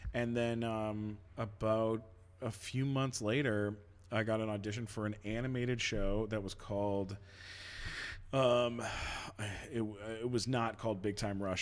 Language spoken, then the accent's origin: English; London, Ontario, Canada; London, Ontario